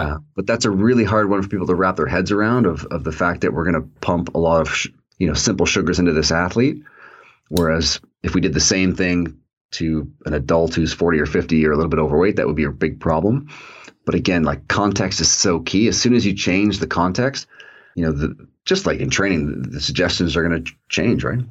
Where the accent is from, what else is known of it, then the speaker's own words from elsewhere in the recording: Toronto, Ontario, Canada; I grew up in Toronto